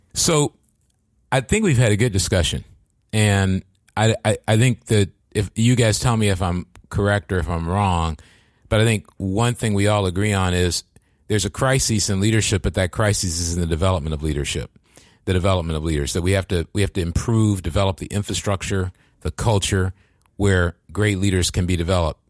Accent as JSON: {"language": "English", "region": "East Coast", "country": "United States", "moved": "as an adult", "lives_now": "Silicon Valley, United States", "said": "I'm from the East Coast"}